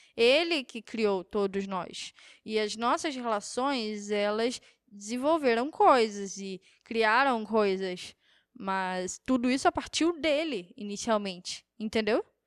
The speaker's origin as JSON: {"language": "Portuguese", "country": "Brazil", "said": "como brasileiro"}